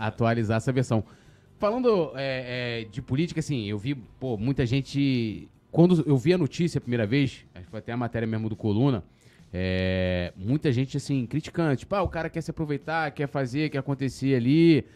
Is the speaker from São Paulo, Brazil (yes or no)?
no; São Gonçalo, Rio de Janeiro, Brazil; eu vim de São Gonçalo